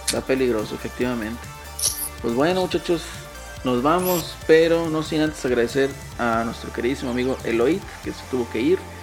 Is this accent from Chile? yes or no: no; northern Mexico, Mexico; somos norteños